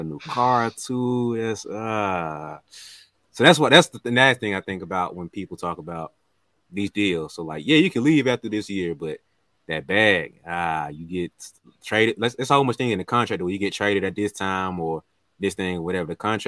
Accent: the South, United States; It ain't too bad. I like the South. I'm from the South.

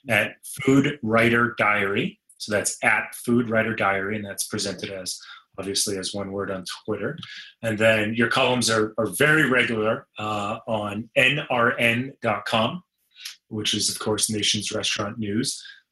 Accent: Boston, Massachusetts, United States; now in San Diego, United States; I grew up in Boston

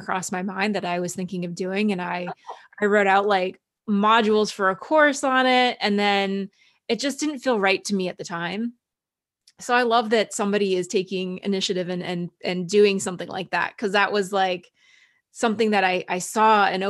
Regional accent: Cochrane, Alberta, Canada; also born or lived in Calgary, Alberta; my memories of growing up in Cochrane

